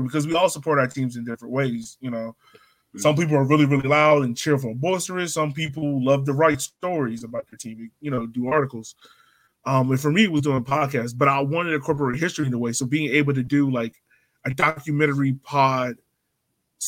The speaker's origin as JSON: {"language": "English", "town": "Richmond", "region": "Virginia", "country": "United States", "tie": "born or raised there", "said": "growing up in Southside Richmond"}